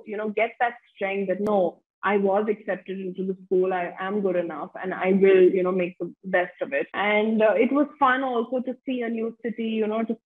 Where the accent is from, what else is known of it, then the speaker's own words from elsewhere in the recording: India; also born or lived in United States; I'm coming from India where ballet is just not a thing